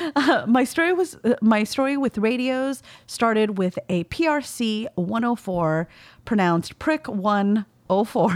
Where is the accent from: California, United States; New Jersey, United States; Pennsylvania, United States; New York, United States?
California, United States; accent: valley girl; my accent is quite heavily valley girl, having grown up in California in the nineties.